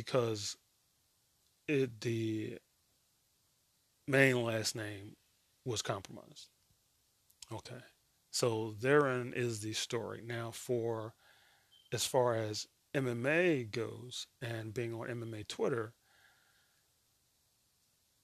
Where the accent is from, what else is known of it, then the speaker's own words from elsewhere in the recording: United States; I'm American